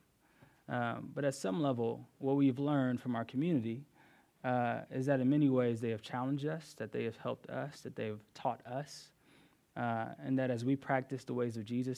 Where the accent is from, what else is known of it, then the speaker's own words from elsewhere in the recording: Houston, Texas, United States; moved away as an adult; now in Durham, United States; I'm from Houston, Texas, originally